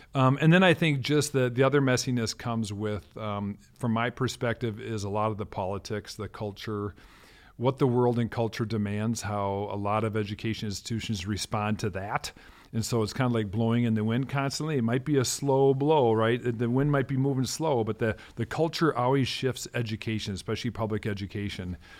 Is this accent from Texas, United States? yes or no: no; Minneapolis, Minnesota, United States; also born or lived in North Dakota / Denmark; I grew up in South Minneapolis, born and raised